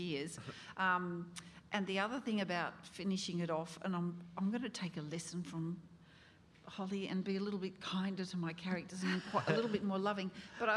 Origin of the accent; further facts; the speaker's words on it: Jerilderie, New South Wales, Australia; my hometown of Jerilderie